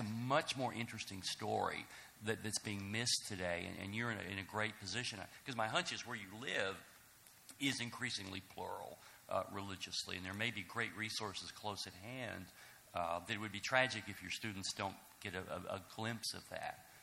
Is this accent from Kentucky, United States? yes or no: yes; Mayfield, Kentucky, United States; I'm from Kentucky, Mayfield, Kentucky